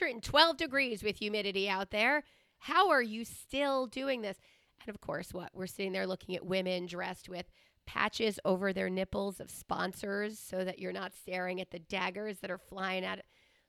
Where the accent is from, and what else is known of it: Long Island, New York, United States; born or raised there; also born or lived in Queens, New York